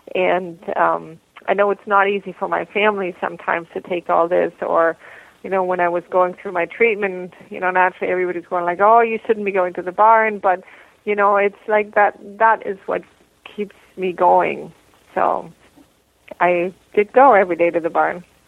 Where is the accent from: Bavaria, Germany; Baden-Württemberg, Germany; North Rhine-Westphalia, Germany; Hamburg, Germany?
Bavaria, Germany; moved away as an adult; also born or lived in Columbus, Georgia, United States / Hamilton, Canada / Hagersville, Canada; now in Canada; my mother moved back to Germany when I was about three years old and then I grew up in Germany and different parts of Germany and in Bavaria and Unterfranken